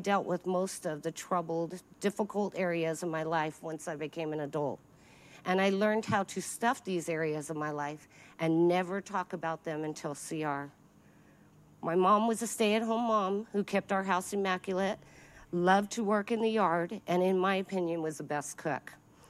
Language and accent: English; El Paso, Texas, United States; At age three, we relocated to El Paso, Texas, where my family settled for the next 15 years of my life.